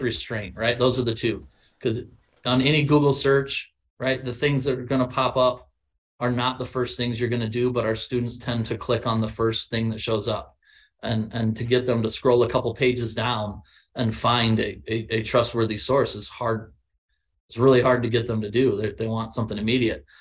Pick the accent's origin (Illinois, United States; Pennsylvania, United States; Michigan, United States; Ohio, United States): Illinois, United States; I was from yeah. Illinois and not Texas.